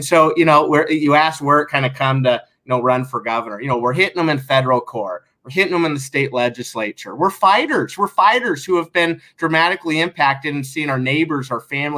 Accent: Sandy, Oregon, United States; growing up in Sandy

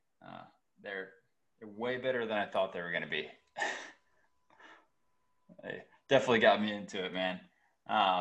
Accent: Georgia, United States; moved away as an adult; now in North Carolina, United States; I grew up in Georgia, and I got married right after college and moved up here with my wife

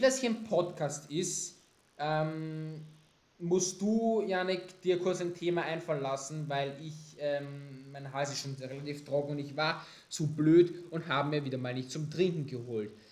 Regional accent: Austria; bei uns in Österreich

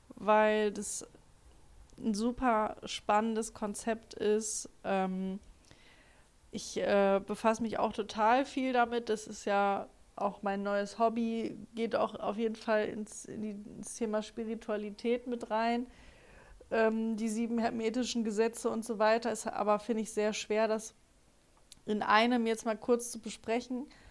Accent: Germany; accent: German accent in English; Ich habe auch einen ganz schlimmen englischen Akzent, äh, deutschen, englischen

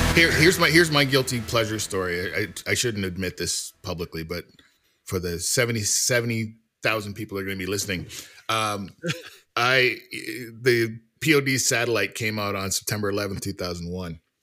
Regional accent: Canada; I'm Canadian

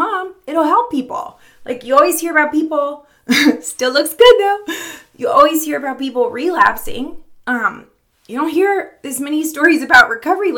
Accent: Florida, United States; moved away as an adult; now in Richmond, United States; We moved to Richmond about 10 years ago. I'm from Florida

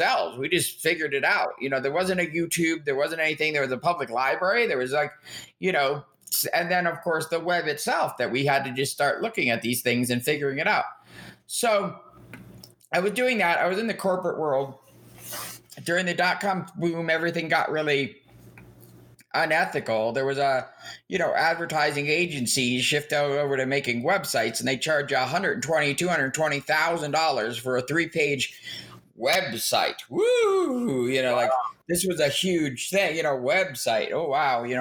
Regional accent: Edison, New Jersey, United States; accent: New York / New Jersey; moved away; also born or lived in Oberlin, Kansas; I grew up in what the town that used to be called Raritan Township that they named after him, called Edison, New Jersey.

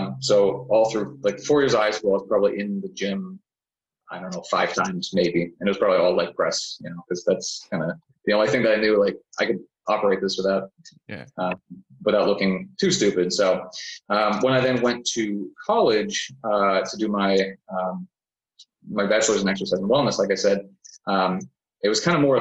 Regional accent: Palatine, Illinois, United States; also born or lived in Germany / Phoenix, Arizona / Edwardsville, Illinois; Originally, I was born in Germany, and when I was six, my family moved to the States, originally to Phoenix. I went to high school in Chicago, in the northwest suburbs of Palatine

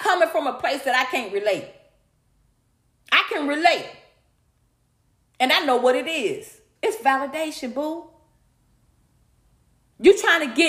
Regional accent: Atlanta, Georgia, United States; I'm from Atlanta. I grew up with that same low self-esteem.

